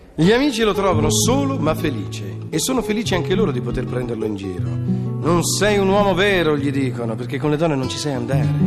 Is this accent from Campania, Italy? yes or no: no; Milan, Lombardy, Italy; sono di Milano